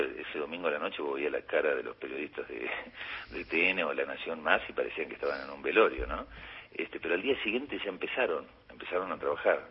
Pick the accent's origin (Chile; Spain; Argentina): Argentina; Patagonia; yo también soy patagónico